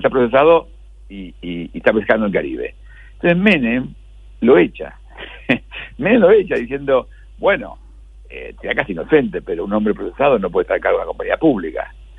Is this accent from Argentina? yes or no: yes; Argentina; somos los argentinos